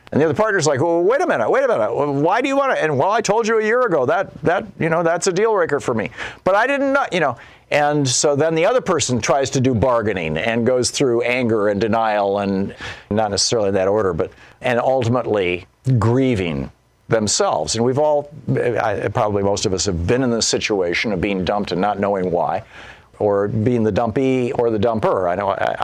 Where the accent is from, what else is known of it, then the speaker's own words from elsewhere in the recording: Michigan, United States; moved away as an adult; also born or lived in New Hampshire; I grew up in Michigan